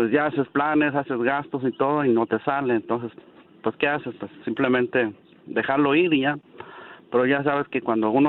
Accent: Zacatecas, Mexico; De Zacatecas.

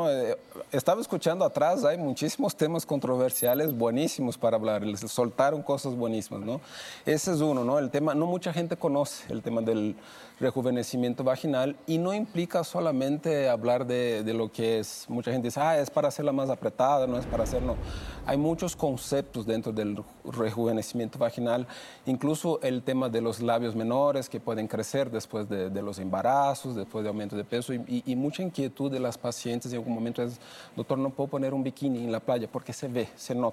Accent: Brazil; now in Mexico; Yo soy de Brasil

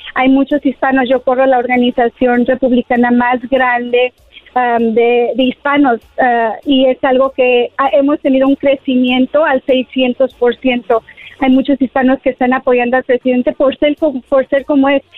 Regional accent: Mexico; now in United States; yo soy hispana y mexicana y amo mi cultura

